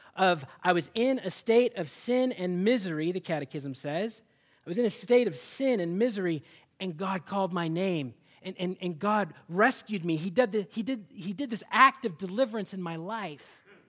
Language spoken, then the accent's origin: English; Seattle, Washington, United States; moved away; I'm from Seattle